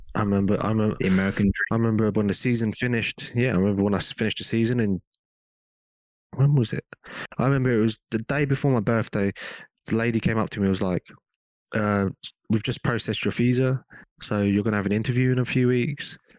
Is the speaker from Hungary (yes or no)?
no; England, United Kingdom; accent: English; moved away as an adult; also born or lived in Hong Kong; now in United States; I was born in England.